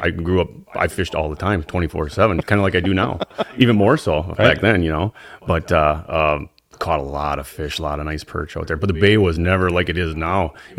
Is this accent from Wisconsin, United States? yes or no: yes; Suamico, Wisconsin, United States; Well, I grew up in Swamico.